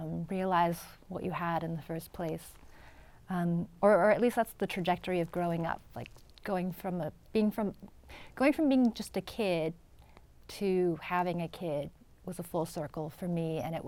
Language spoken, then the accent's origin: English; San Diego, California, United States; first language English; moved away as an adult; also born or lived in New York; the orange building that I grew up in San Diego